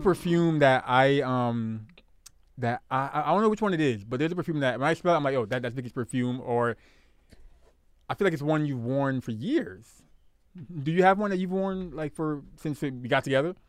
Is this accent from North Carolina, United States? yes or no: no; New York City, New York, United States; moved away; I'm from Brooklyn.